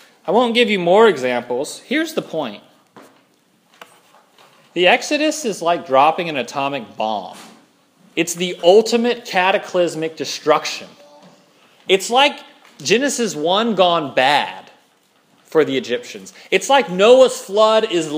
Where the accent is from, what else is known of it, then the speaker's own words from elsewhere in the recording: Louisiana, United States; I'm from Louisiana